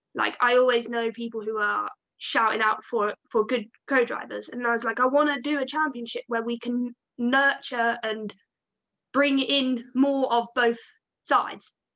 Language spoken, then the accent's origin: English; Devon, South West England, United Kingdom; I come from the Southwest, so down in Devon